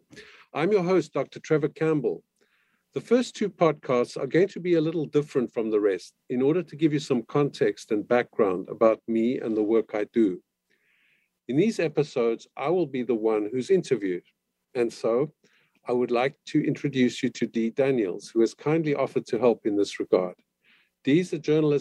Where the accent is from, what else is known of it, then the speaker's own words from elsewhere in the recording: Cape Town, Western Cape, South Africa; moved away as an adult; now in Canada; I'm from Cape Town, South Africa, and I went to school there and went to the University of Cape Town